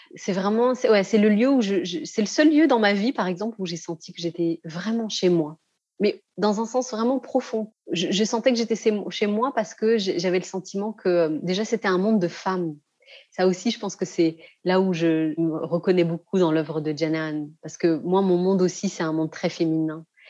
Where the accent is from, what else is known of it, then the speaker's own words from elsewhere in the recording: France; j'ai grandi en France, j'ai étudié en France